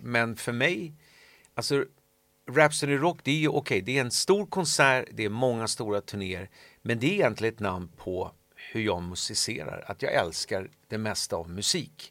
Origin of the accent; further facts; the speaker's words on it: Solna, Stockholm County, Sweden; sen jag växte upp i Solna